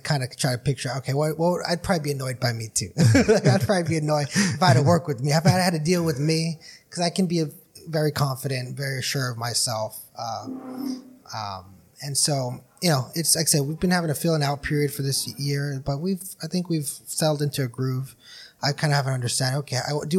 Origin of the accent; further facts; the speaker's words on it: Brawley, California, United States; we're all from Brawley.